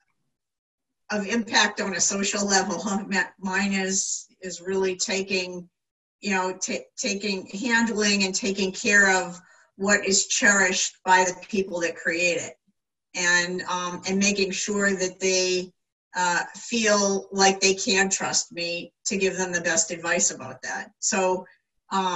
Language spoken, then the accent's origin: English; United States; I'm the American in the room of lawyers from all over the world